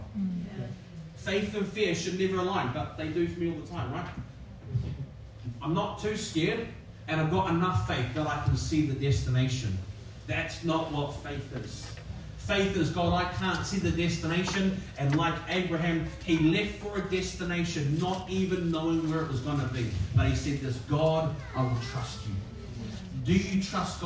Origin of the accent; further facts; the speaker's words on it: New Zealand; now in Sydney, Australia; I'm a Kiwi and it's just over the ditch, but when I came to Sydney